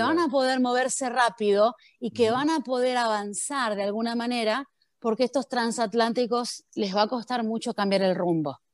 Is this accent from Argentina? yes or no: yes; Argentina; moved away as an adult; now in United States; Yo viví hasta los 23 años en Argentina, donde yo era una argentina más. Y de repente me tomé un avión y llegué a Estados Unidos